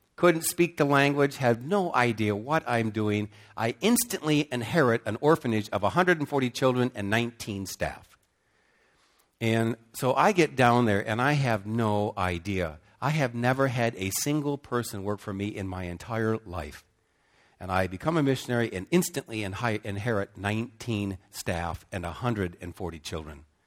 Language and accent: English; United States; moved away as an adult; also born or lived in Cambodia; especially as an American